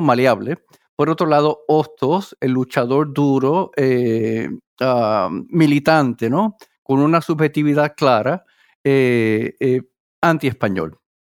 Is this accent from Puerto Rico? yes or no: yes; Mayagüez, western Puerto Rico, Puerto Rico; moved away as an adult; also born or lived in New Jersey; now in Worcester, United States; yo nací en Puerto Rico, en el área oeste, en Mayagüez